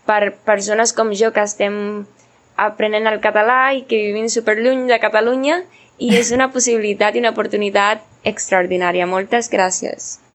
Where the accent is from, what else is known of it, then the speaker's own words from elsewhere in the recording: Cuba; Catalan is a second language; Hola, com esteu? … de Cuba i aquest any que ha passat he après una mica del català.